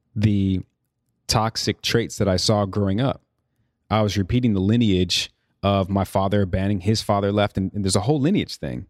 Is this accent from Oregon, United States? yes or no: no; Chicago, Illinois, United States; also born or lived in New York; now in Los Angeles, United States; I'm from Chicago, born and raised.